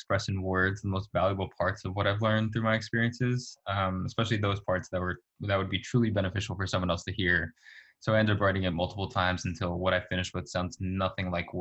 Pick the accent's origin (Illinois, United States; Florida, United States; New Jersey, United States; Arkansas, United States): New Jersey, United States; moved away as an adult; now in San Francisco, United States; I grew up in New Jersey as a first generation Chilean American